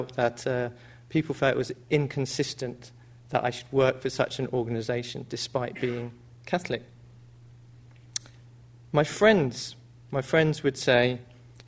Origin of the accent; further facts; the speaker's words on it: United Kingdom; a young person growing up in the British society